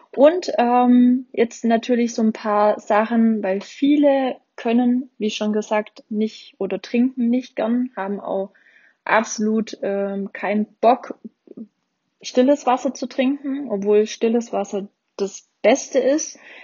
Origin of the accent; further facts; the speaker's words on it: Baden-Württemberg, Germany; bei uns in Baden-Württemberg